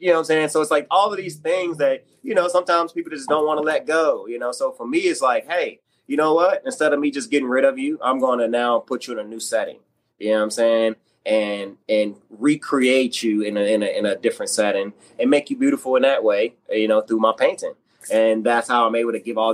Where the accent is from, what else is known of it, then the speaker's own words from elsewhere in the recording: Martinsville, Virginia, United States; moved away; Hometown, I am from Martinsville, Virginia. It is a small town in Virginia, Southwest Virginia.